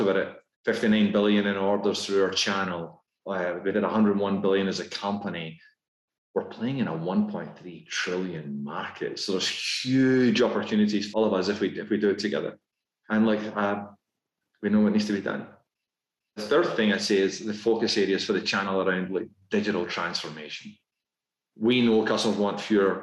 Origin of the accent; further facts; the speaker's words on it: Scotland, United Kingdom; accent: Scottish; moved away as an adult; now in United States; despite my Scottish accent, my wife and I, we became American citizens just before the pandemic.